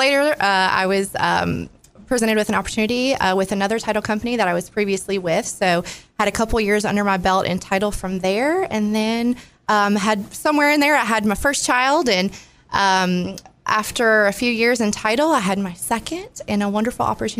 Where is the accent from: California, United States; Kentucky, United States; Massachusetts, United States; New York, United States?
Kentucky, United States; Frankfort; I was born in Frankfort, Kentucky. Okay. And grew up there